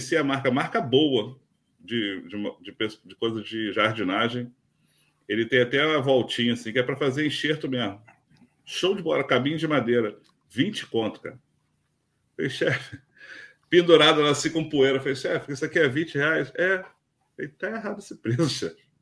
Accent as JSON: {"language": "Portuguese", "region": "Rio de Janeiro", "country": "Brazil", "said": "pro pessoal que sabe que a gente é do Rio de Janeiro e sabe que o Rio de Janeiro tem fama de violência"}